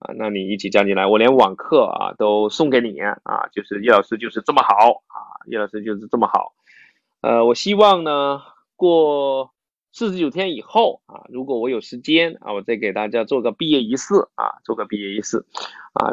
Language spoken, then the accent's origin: Chinese; Fujian, China; 我是福建人